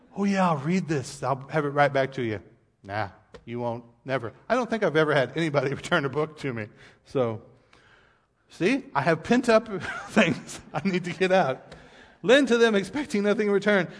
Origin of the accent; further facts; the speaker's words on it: United States; we as American people